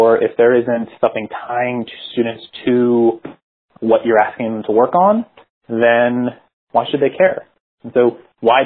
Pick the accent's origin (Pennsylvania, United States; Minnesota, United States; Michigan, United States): Pennsylvania, United States; Philadelphia; moved away as an adult; also born or lived in San Jose, California; I'm from Philadelphia, went to school there